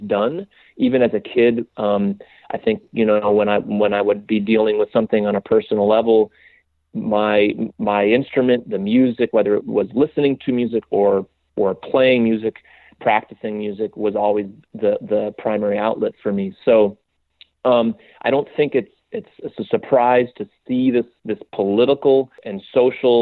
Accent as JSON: {"language": "English", "region": "West Coast", "country": "United States", "tie": "born or raised there", "moved": "yes", "lives_now": "New York, United States", "said": "I'm not a New Yorker. I grew up in very kind of very white bread, like sheltered suburban West Coast suburb"}